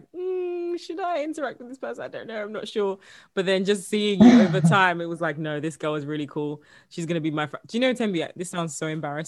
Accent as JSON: {"language": "English", "area": "Essex", "region": "East of England", "country": "United Kingdom", "tie": "born or raised there", "also_born_or_lived": "London", "said": "I grew up in Essex for quite a while, and like London and Essex basically"}